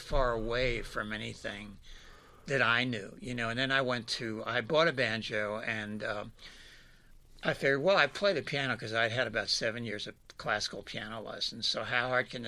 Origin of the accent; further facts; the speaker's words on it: Philadelphia, Pennsylvania, United States; moved away as an adult; I was born and raised in Philadelphia pretty much, and stayed there until I went off to college.